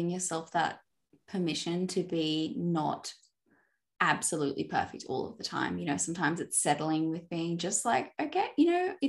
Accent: Australia; I'm Australian

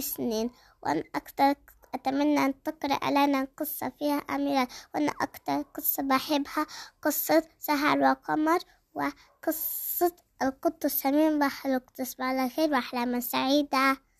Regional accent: Gaza, Gaza Strip, Palestine; من غزة

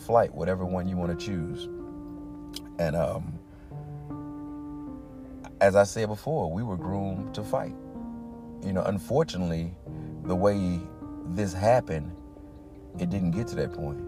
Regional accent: East St. Louis, Illinois, United States; moved away as an adult; also born or lived in Madison, Illinois / Clarksville, Tennessee; I'm from Madison, Illinois, East St. Louis originally, but I lived in Madison doing grade school as well.

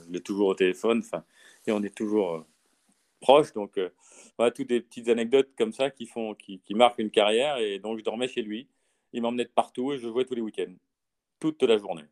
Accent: France; chez nous en France

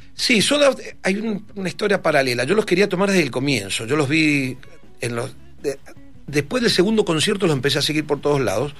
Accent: Mendoza, Argentina; moved away; como todo mendocino, yo me venía al fin de, eh, a fin de año, me venía de vacaciones a Mendoza

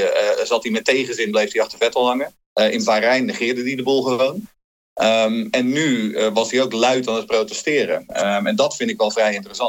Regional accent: Haarlem, North Holland, Netherlands; moved away as an adult; also born or lived in Rotterdam; now in Sweden; ik ben geboren Rotterdammer, groot geworden in Haarlem

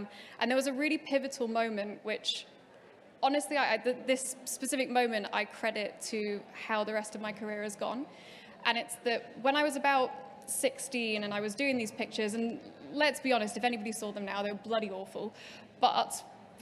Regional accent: Preston, North West England, United Kingdom; I grew up in the Northwest in Preston

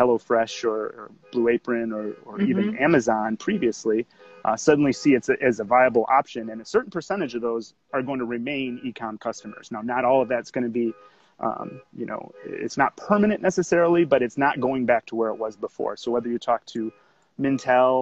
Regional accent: Kenosha, Wisconsin, United States; moved away; I'm from Kenosha originally, so not too far away from where you guys are

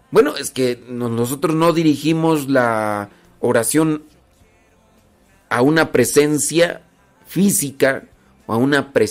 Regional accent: Mexico City, Mexico; Yo crecí en Ciudad de México, Estado de México

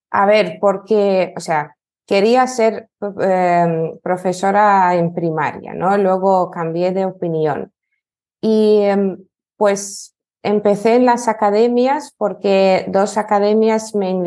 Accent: Lithuania; Spanish is a second language; now in Spain; soy de Lituania, eh, pero llevo ya dos años en España y soy profesora de español para lituanos y también tengo otro nicho que es eh, lituano para hispanohablantes

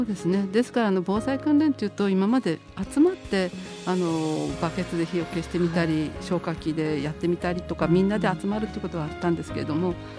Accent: Sendai, Miyagi, Japan; moved away as an adult; also born or lived in Kanto; あの高校まであの宮城県仙台市にいてあと大学がちょっと違う関東に行きまして

